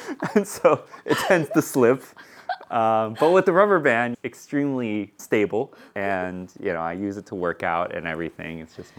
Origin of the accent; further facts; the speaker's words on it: Tennessee, United States; moved away as an adult; also born or lived in China / Louisiana / Boston / Singapore; So I was born in China. I basically grew up in the States. Mm-hmm. I moved over to Louisiana when I was 2.5. Mm-hmm. And then from there, grew up until maybe elementary school, third grade, and then moved over to Tennessee.